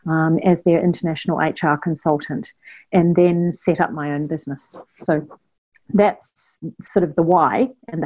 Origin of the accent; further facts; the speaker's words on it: New Zealand; moved away as an adult; also born or lived in China; now in Australia; I'm originally from New Zealand and grew up in New Zealand and went to university in New Zealand.